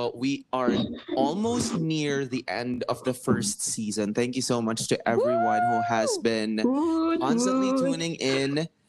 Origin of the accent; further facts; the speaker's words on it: Philippines; Growing up in the Philippines, where most households will choose to be conservative and not be liberated in terms of sex education